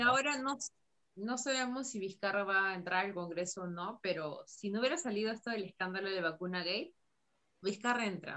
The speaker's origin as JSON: {"language": "Spanish", "country": "Peru", "said": "como peruanos"}